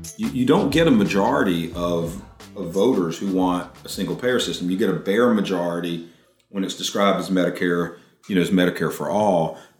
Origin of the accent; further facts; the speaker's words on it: Raleigh, North Carolina, United States; Raleigh, I grew up in Raleigh, North Carolina.